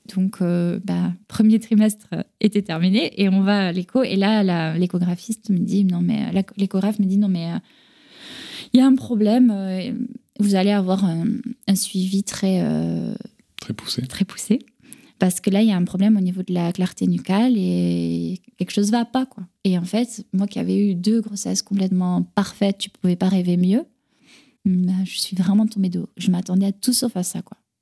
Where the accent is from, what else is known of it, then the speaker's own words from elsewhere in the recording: France; also born or lived in Carcassonne / Toulouse; chez moi en France